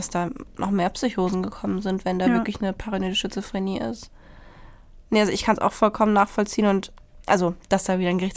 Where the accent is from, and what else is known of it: Germany